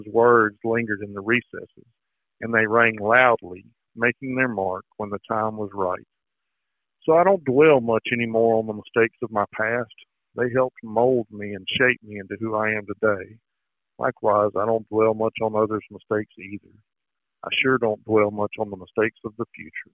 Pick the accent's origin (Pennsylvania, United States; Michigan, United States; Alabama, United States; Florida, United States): Alabama, United States; growing up in Alabama